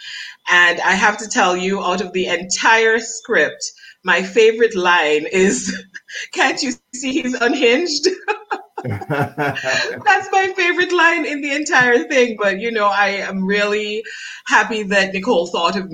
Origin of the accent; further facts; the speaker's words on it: Dominica; accent: Dominican; also born or lived in France; my Dominican accent